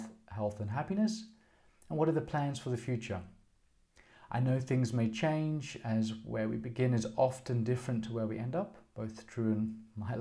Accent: Australia; I'm Australian. I grew up in Australia

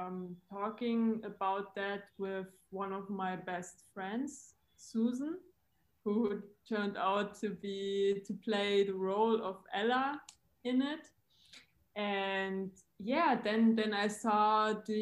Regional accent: Germany; also born or lived in Frankfurt; from Germany. I'm currently based in Frankfurt.

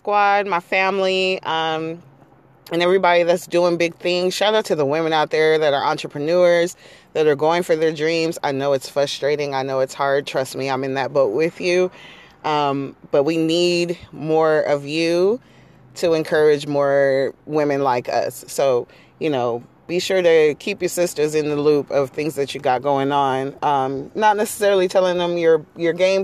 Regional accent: San Diego, California, United States; I'm from San Diego

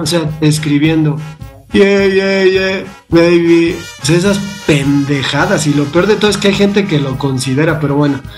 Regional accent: Mexico City, Mexico; yo que crecí en la Valle Gómez

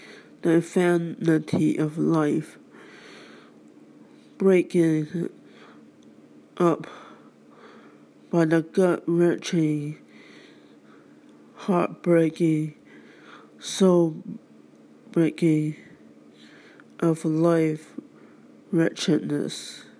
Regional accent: United States; I and all the other American citizens of the world

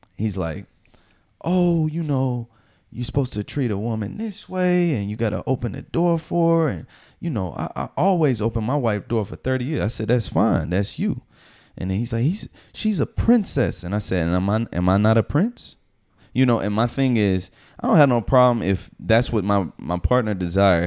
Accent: the South, United States; now in New York, United States; I'm from the South

